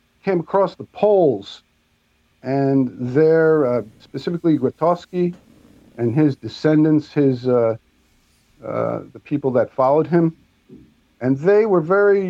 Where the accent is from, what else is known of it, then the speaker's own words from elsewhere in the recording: New York, United States; I'm from New York